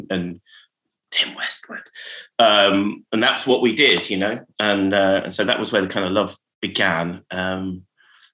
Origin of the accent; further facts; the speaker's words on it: Finchampstead, South East England, United Kingdom; growing up in Berkshire